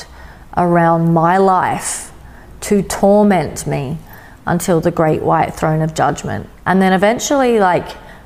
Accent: Adelaide, South Australia, Australia; also born or lived in Sydney; I was in my hometown of Adelaide

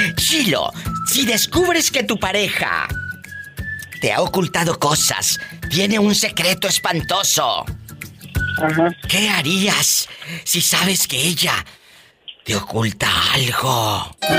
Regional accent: Mexico; Así decimos en nuestro país, en México

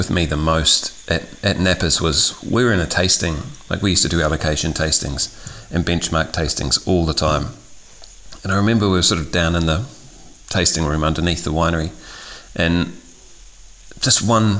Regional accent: New Zealand; moved away; So I'm originally from New Zealand.

